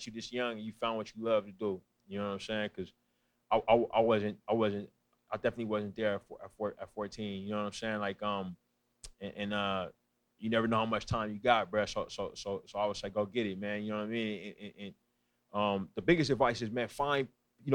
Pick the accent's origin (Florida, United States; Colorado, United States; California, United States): California, United States; East Bay, San Francisco Bay Area; moved away as an adult; now in Los Angeles, United States; I'm from the East Bay